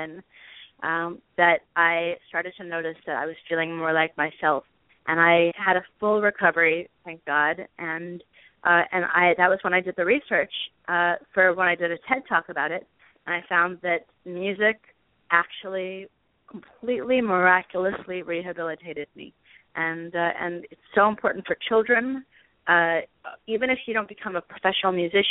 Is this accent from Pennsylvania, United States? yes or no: no; Los Angeles, California, United States; I grew up around celebrities in Hollywood